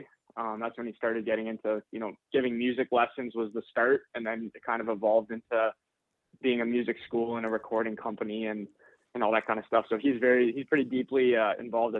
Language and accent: English; Windsor, Ontario, Canada; born or raised there